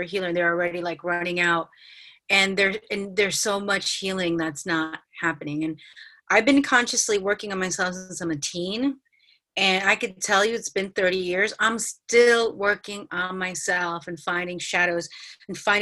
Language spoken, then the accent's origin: English; New York City, New York, United States; growing up in New York City, like I've been living on my own in New York City since I'm 21